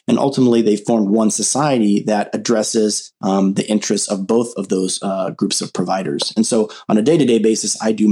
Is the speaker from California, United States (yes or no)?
yes; Southern California, United States; growing up in Southern California